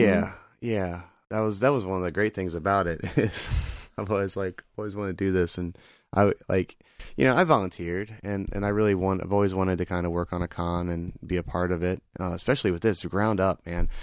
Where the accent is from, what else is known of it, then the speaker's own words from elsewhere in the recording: Greenville, South Carolina, United States; Greenville being my hometown